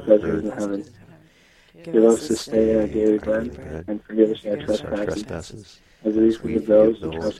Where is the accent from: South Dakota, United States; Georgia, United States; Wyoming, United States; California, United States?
South Dakota, United States; Aberdeen; I'm from Aberdeen.